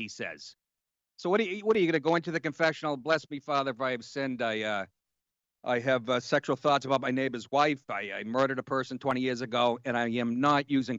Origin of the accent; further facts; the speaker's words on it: Boston, Massachusetts, United States; He's first of all, he talks like me. I'm from Boston.